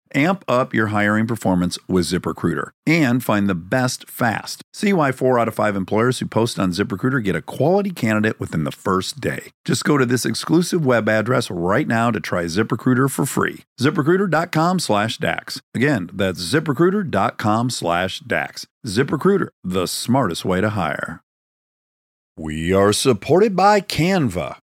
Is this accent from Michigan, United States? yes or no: yes; Detroit, Michigan, United States; moved away as an adult; now in Los Angeles, United States; I grew up in Detroit.